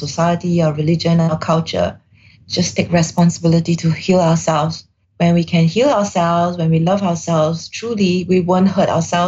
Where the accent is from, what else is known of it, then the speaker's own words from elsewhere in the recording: Singapore; I'm Singaporean Chinese in Singapore, grew up in Singapore